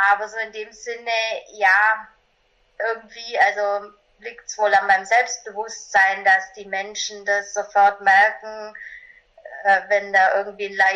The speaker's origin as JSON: {"language": "German", "region": "Bavaria", "country": "Germany", "tie": "born there", "said": "ich bin 1982 in einem kleinen Dorf in Bayern geboren und habe eben so ganz normale Laufbahn gemacht"}